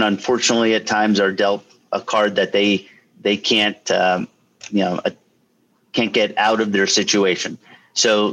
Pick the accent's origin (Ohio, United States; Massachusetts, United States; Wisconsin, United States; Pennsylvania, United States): Pennsylvania, United States; Lehigh Valley; I'm born and raised in the Lehigh Valley and surrounding area